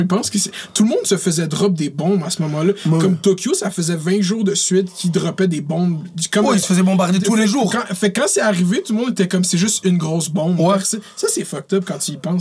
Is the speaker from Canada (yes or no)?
yes; Montreal, Quebec, Canada; also born or lived in Laval; moi, j'ai grandi à Montréal